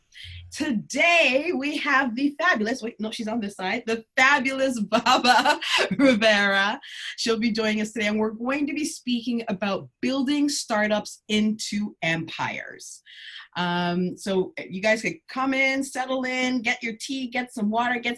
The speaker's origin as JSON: {"language": "English", "country": "Ghana", "said": "I'm from Ghana."}